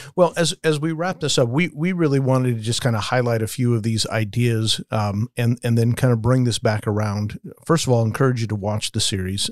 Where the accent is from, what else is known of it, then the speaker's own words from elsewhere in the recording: Las Vegas, Nevada, United States; I grew up in Vegas